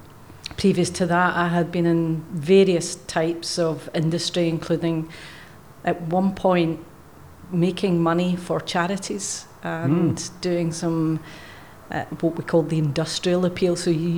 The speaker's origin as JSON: {"language": "English", "region": "Scotland", "country": "United Kingdom", "accent": "Scottish", "moved": "yes", "lives_now": "Australia", "said": "But the accent that slightly comes through every so often is from Scotland."}